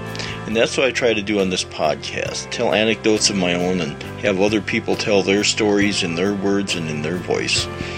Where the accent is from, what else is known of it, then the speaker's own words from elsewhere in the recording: South Dakota, United States; Growing up on the plains of South Dakota